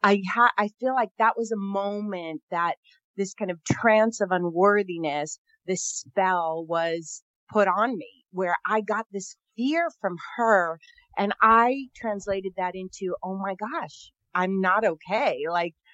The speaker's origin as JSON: {"language": "English", "region": "Northern California", "country": "United States", "said": "I'm from Northern California, one of 11 kids"}